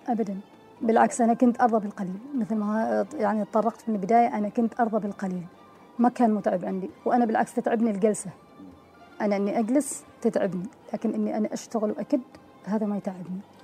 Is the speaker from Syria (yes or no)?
no; Oman; افتح المطعم في عمان نعم. بلدي